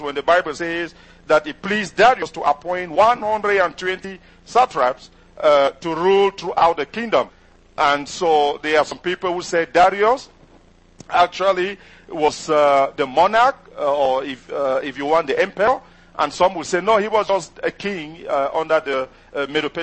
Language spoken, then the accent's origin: English; Cameroon; first language French; English is a second language; moved away as an adult; now in United States; my first language is not English, is actually French. And I did, my parents are from the English-speaking side, but I did French education